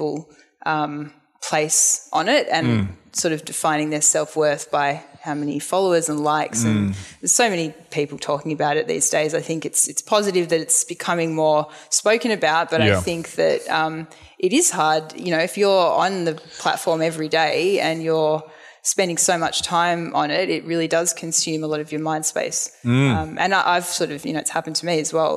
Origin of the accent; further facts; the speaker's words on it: Melbourne, Victoria, Australia; I'm from the Ballin area